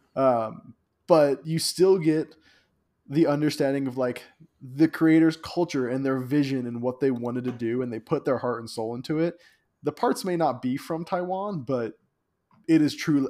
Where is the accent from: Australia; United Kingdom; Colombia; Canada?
Colombia; I'm you know from Colombia